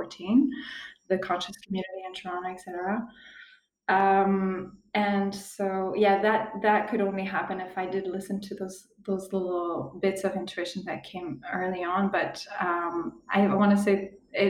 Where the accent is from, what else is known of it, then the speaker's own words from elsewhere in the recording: Switzerland; moved away as an adult; now in Costa Rica; I grew up in Switzerland